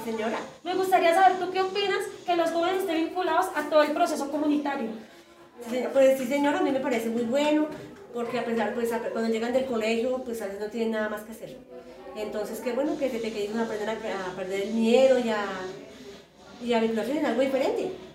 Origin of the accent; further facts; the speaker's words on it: Bogotá, Colombia; De Bogotá